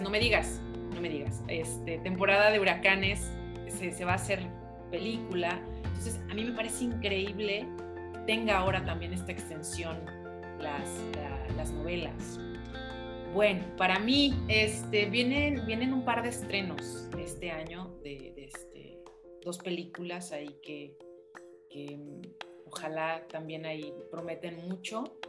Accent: Tampico, northern Veracruz, Mexico; yo, soy de Veracruz, del norte de Veracruz y también crecí en Tampico

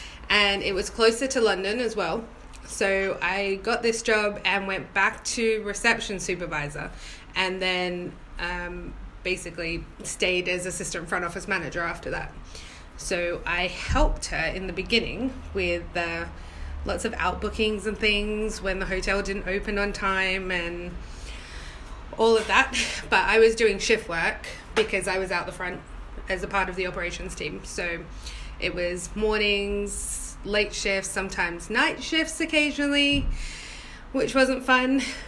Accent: Australia; moved away as an adult; now in England; My adventure was a little bit bigger than mini, and I moved over from Australia in 2012, so it was an adjustment, but I'm used to a northern accent.

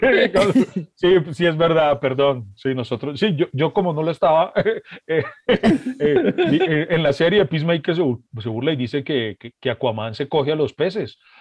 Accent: Colombia; yo como colombiano

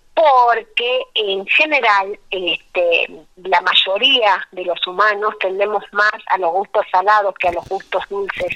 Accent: Jujuy, Argentina; also born or lived in La Quiaca / Tilcara / Abrapampa; nací en La Quiaca, que es el pueblo que está en el límite con Bolivia. Mamá era de La Quiaca y mi papá de Tilcara, así que mi infancia y mi adolescencia han transitado entre, entre La Quebrada y La Puna

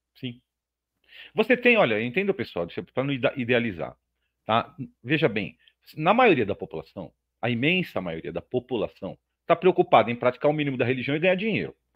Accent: Brazil; eu sou brasileiro como todo mundo

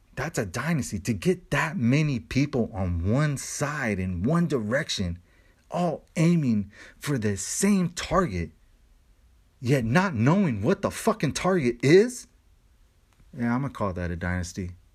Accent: United States; I love being American

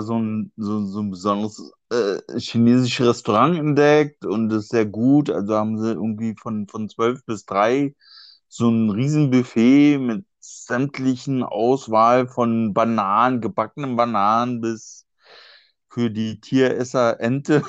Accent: Berlin, Germany; als Berliner

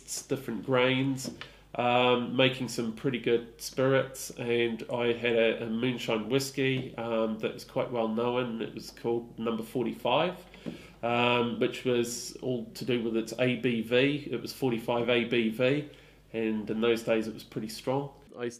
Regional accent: New Zealand; now in Stroud, United Kingdom; I grew up in New Zealand

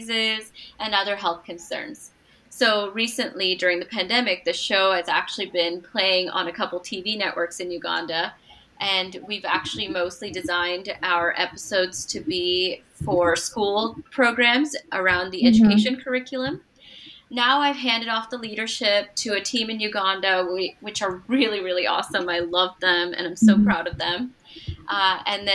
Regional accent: Portland, Oregon, United States; English is a second language; also born or lived in Doddaballapur, India / Bangalore, India; I am originally from Portland, mm-hmm. Oregon

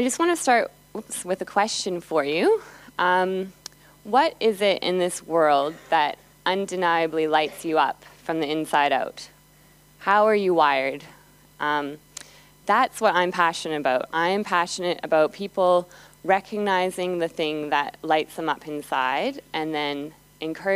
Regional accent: Calgary, Alberta, Canada; Calgary, and that's my hometown, that's where I grew up.

